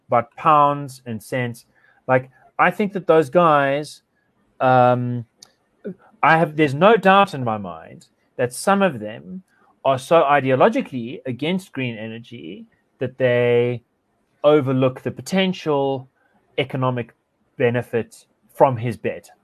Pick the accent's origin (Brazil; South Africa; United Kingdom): South Africa; I feel profoundly frustrated and profoundly liberated by being a South African